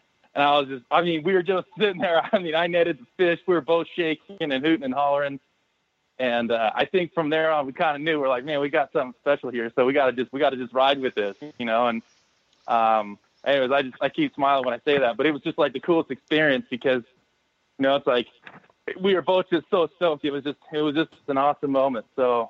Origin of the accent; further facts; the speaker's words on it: Northern California, United States; also born or lived in Oregon; growing up in Northern California